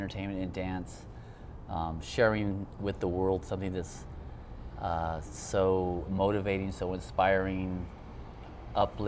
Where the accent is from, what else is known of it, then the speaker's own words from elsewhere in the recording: Hawaii, United States; I grew up in Hawaii, too